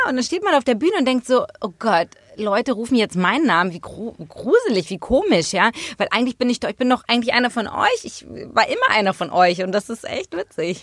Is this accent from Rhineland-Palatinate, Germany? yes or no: no; Hamburg, Germany; in Hamburg waren, in meiner Heimatstadt